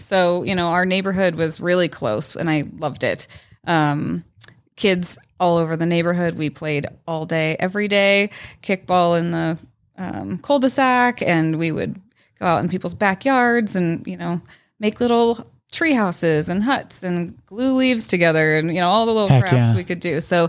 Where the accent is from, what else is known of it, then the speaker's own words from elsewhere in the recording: Arvada, Colorado, United States; We were right off of 64th and Ward is where I grew up.